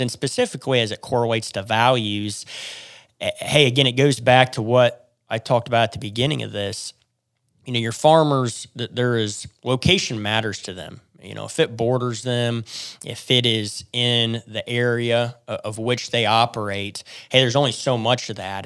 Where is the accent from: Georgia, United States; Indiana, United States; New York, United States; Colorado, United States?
Indiana, United States; Columbia City; also born or lived in Oklahoma / Fort Worth, Texas; I grew up in Northeast Indiana in the Columbia City area